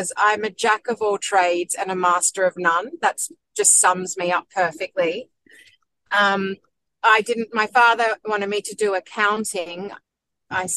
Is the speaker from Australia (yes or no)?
yes; Sydney, New South Wales, Australia; also born or lived in London / Hong Kong / Shanghai; I grew up on the North Shore of Sydney.